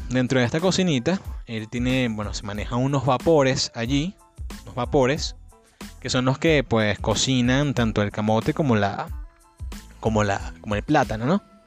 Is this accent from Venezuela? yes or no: yes; Cabudare, Lara, Venezuela; also born or lived in New York City, United States; en New York City, mi ciudad natal, junto con Cabudare